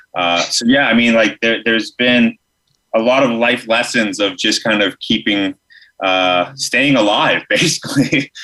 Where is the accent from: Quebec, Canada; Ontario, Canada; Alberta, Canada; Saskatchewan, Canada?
Alberta, Canada; I grew up in Alberta.